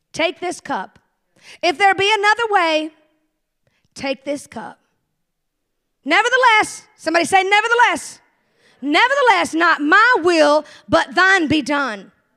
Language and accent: English; the South, United States; I'm from the South